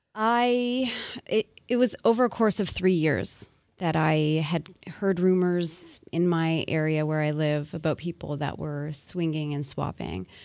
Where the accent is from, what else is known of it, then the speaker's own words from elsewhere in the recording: Montreal, Quebec, Canada; born and raised in Montreal, I wanted to kind of use my home as the setting